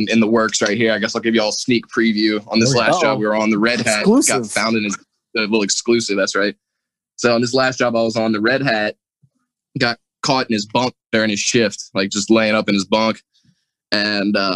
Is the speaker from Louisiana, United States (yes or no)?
yes; New Orleans, Louisiana, United States; I'm from New Orleans